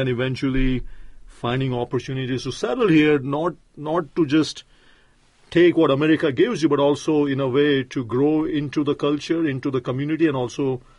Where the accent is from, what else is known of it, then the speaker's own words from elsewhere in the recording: India; You know, I'm from India, as you know by now